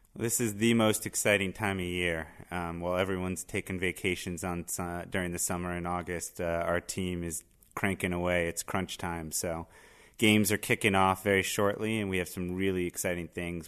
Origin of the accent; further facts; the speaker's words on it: Miami, Florida, United States; moved away as an adult; now in Boston, United States; I grew up in Miami, but I've been in Boston for a uh, better part of a decade and a half now.